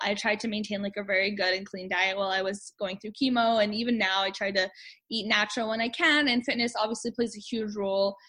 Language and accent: English; Winnipeg, Manitoba, Canada; I'm from Winnipeg, Manitoba